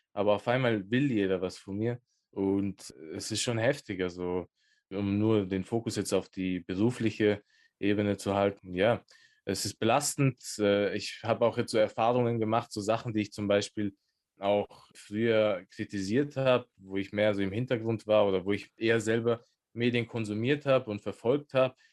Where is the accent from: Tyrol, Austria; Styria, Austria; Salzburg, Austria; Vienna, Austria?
Tyrol, Austria; Innsbruck; born or raised there